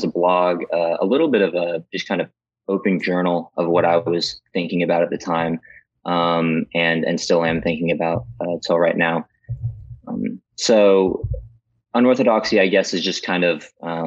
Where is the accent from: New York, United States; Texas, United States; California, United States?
Texas, United States; I grew up in Texas.